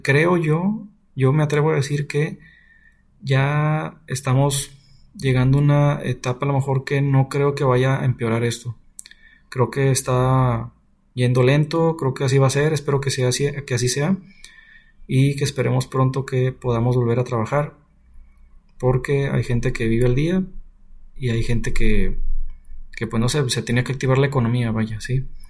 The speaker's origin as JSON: {"language": "Spanish", "region": "Nuevo León", "country": "Mexico", "said": "Yo soy de Nuevo León"}